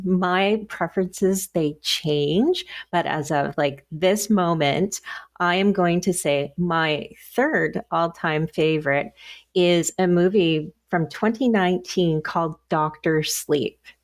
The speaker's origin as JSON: {"language": "English", "region": "Nova Scotia", "country": "Canada", "said": "I'm from Nova Scotia"}